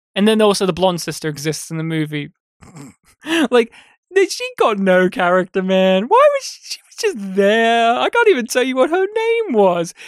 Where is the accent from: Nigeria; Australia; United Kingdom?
Australia; me having grown up as an Australian